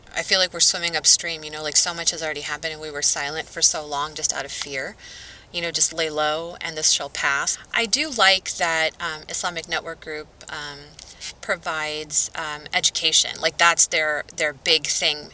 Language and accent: English; Southwest, United States; I'm from the Southwest